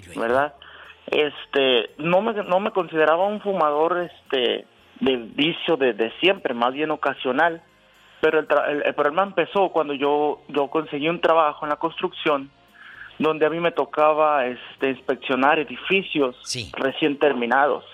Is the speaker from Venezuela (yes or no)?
no; La Piedad, Michoacán, Mexico; yo soy de la Piedad Michoacán